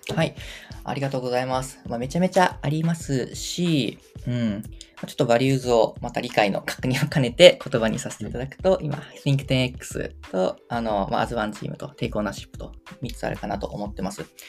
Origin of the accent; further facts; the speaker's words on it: Kyushu, Kumamoto, Japan; accent: Kumamoto dialect; now in Tokyo, Japan; 出身が九州熊本県なんですけども